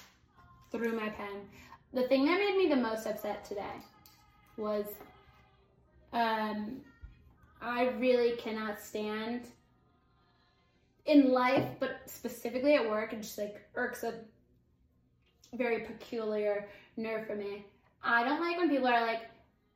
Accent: United States; I'm an American

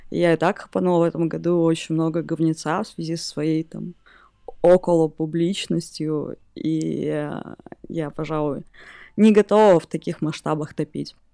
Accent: Mezhdurechensk, Kemerovo Oblast, Russia; из Междуреченска.

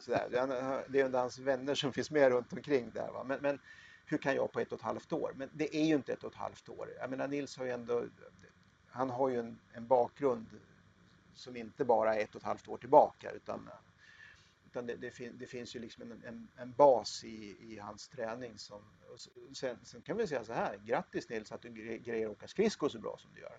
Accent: Katrineholm, Södermanland, Sweden; also born or lived in Eskilstuna; Jag, jag är född i Katrineholm, jag har bott i Eskilstuna

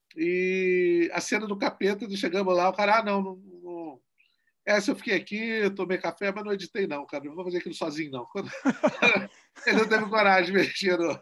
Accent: Guarapari, Espírito Santo, Brazil; é a primeira vez que eu ganhei o edital da minha terra, e é o primeiro filme capixaba

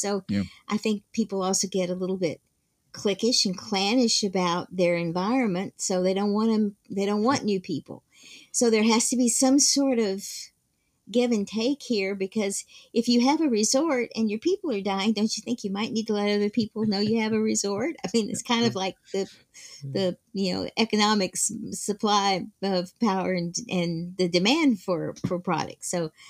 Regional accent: the South, United States; And because I grew up in the South, I only wore shorts.

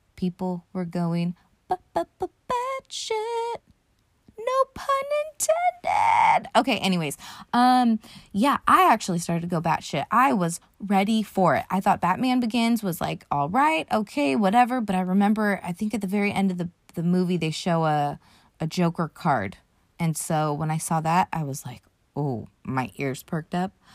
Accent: United States; I'm from America

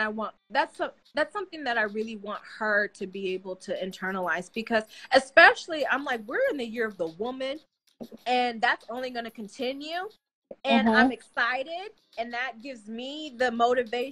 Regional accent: Colorado, United States; moved away; I'm originally from Colorado.

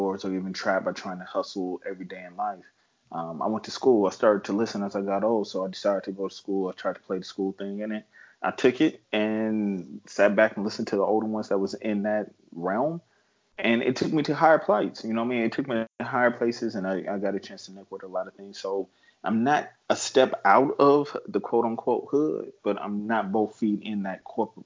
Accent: San Bernardino, California, United States; I'm from San Bernardino, California. I mean, for the natives out here, we call it Adi.

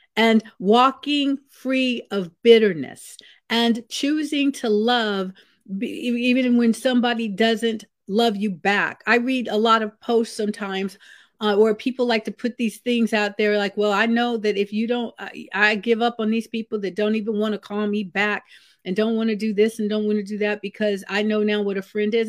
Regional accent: Vallejo, California, United States; where I grew up in Vallejo, California, I lived in a house with my grandmother for a lot of my, uh, growing up years

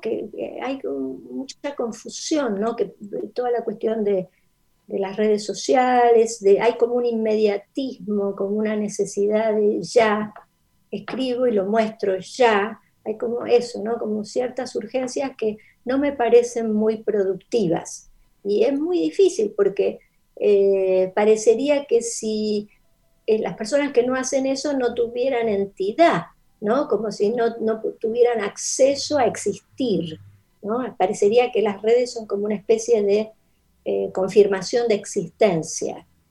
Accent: Mendoza, Argentina; first language Spanish; moved away as an adult; also born or lived in Rosario / United States; Pero viví en Mendoza, eso es la, la respuesta es que mi infancia es en Mendoza.

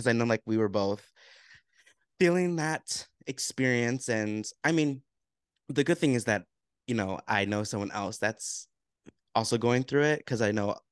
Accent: United States; growing up in America as a Black male.

